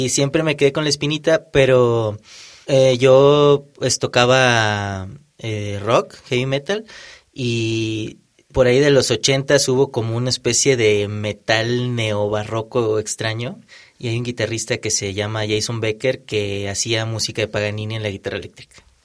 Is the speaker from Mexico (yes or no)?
yes; Monterrey, Nuevo León, Mexico; yo soy de Monterrey.